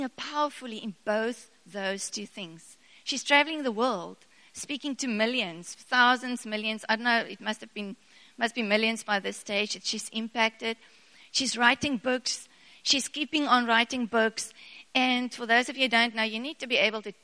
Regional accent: South Africa; first language Afrikaans; English is a second language; I'm a very Afrikaans girl, and I couldn't speak English to save my life

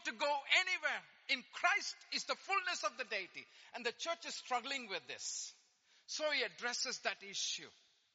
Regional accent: India; I'm Indian. I speak fast

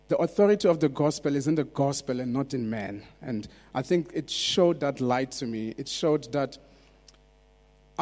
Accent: South Africa; English is a second language; I grew up in South Africa

